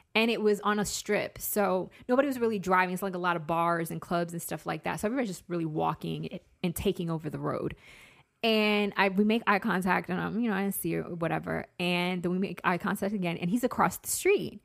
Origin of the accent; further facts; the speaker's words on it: Massachusetts, United States; I'm from Massachusetts.